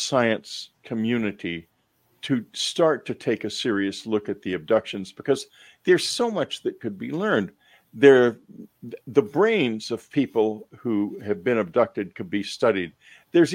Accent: Texas, United States; I'm from Texas, and the culture I grew up

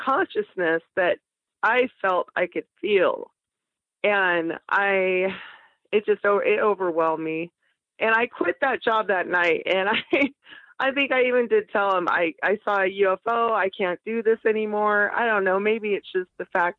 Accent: Boise, Idaho, United States; moved away as an adult; also born or lived in Portland, Oregon; I grew up in Boise where we didn't have volcanoes

